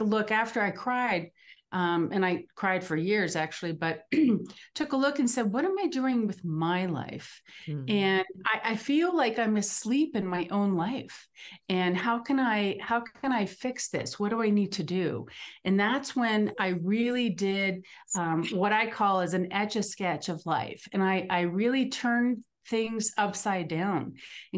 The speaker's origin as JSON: {"language": "English", "area": "East Coast", "region": "Northeast", "country": "United States", "moved": "yes", "lives_now": "Denver, United States", "said": "I am in the Denver area in Colorado, although I'm from the East Coast originally."}